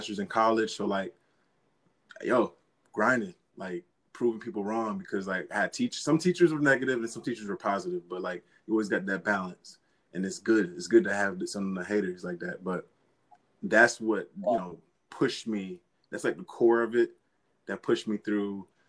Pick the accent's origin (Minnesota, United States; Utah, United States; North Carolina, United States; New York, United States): New York, United States; Rochester; I'm a kid from Rochester, New York, a Bishop Kearney alum